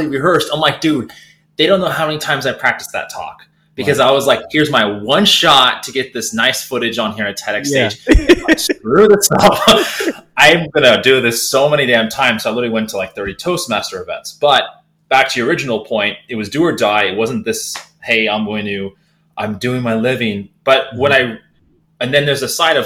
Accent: Silicon Valley, California, United States; I grew up in Silicon Valley

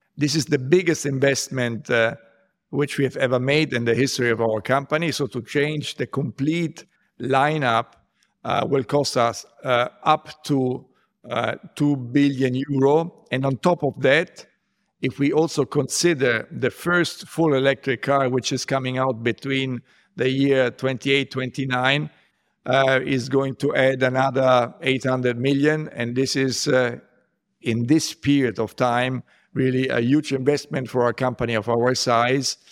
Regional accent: Rome, Lazio, Italy; I grew up in Rome

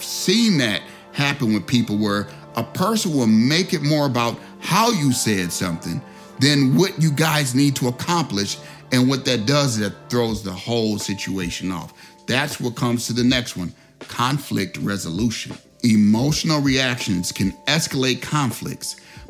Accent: Chicago, Illinois, United States; I'm from Chicago, they don't know who they dealing with.

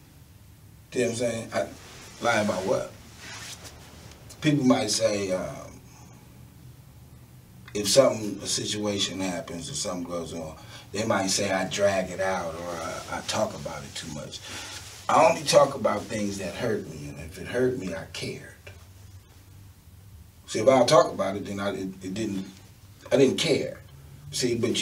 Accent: New York City, New York, United States; moved away; also born or lived in Houston / Akron / Cleveland; I grew up in Brooklyn, New York, when I lived in Cleveland

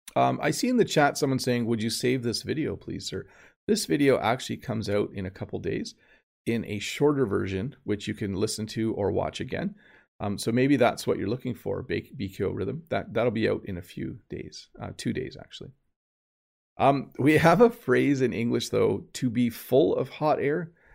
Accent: Canada; the Canadian

